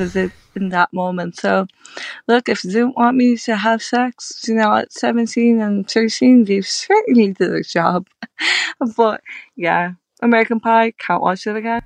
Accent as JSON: {"language": "English", "country": "Ireland", "said": "I'm Irish"}